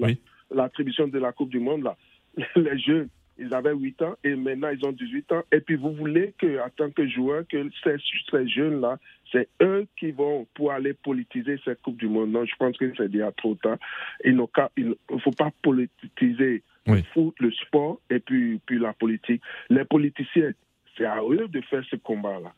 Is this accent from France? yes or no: no; Cameroon; je viens du Cameroun